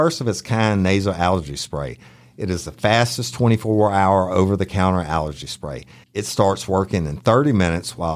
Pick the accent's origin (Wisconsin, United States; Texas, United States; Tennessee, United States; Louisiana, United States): Louisiana, United States; as we say in Louisiana